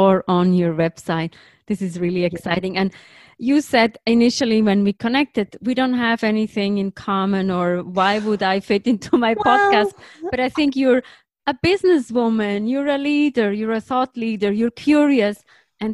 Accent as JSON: {"language": "English", "country": "Switzerland", "moved": "yes", "said": "I'm originally from Switzerland"}